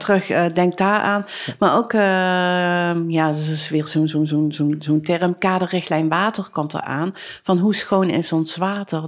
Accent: Arcen, Limburg, Netherlands; ik ben geboren en getogen in Arsen, dus ik ben wel een beetje chauvinistisch

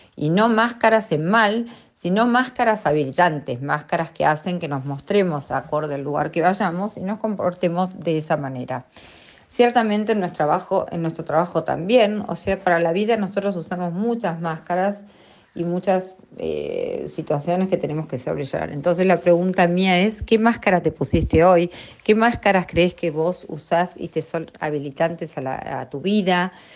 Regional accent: Argentina

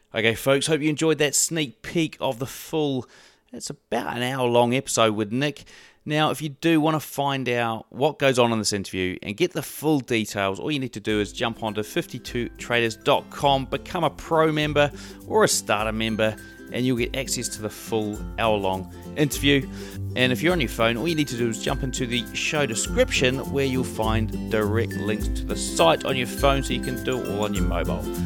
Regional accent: New Zealand; I'm from New Zealand

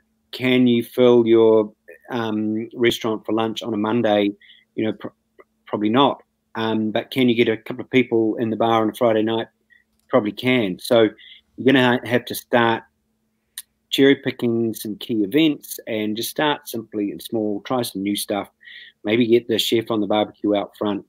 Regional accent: New Zealand; As a New Zealander

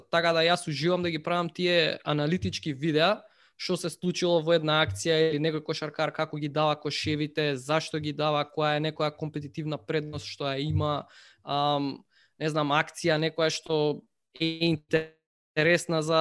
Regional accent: North Macedonia; не знае дека сум од Македонија

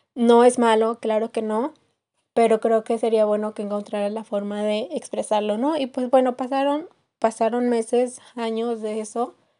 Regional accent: Querétaro, Mexico; now in Mexico City, Mexico; no soy de la Ciudad de México, soy originaria del estado de Querétaro

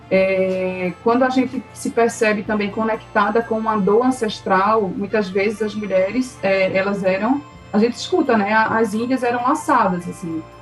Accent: Northeast Region, Brazil; born there; bem, sou brasileira. E agora nasci, estou no Nordeste, nasci aqui, ok.

